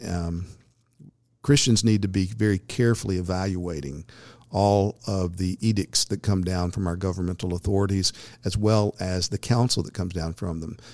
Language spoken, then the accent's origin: English; United States; as an American citizen